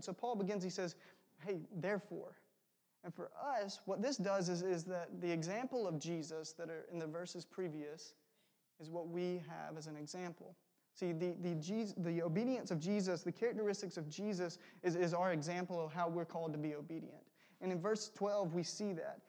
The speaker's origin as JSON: {"language": "English", "region": "South Georgia", "country": "United States", "said": "I'm from South Georgia, an hour below Macon, which is pretty warm for the most part"}